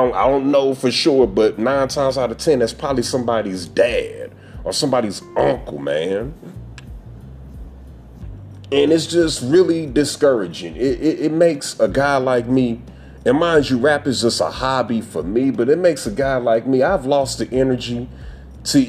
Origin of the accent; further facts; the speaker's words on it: St. Louis, Missouri, United States; I am from St. Louis, Missouri